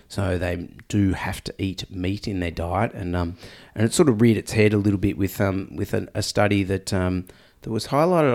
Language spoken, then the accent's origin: English; Australia; accent: Aussie; I'm extra Aussie nasal tone at the moment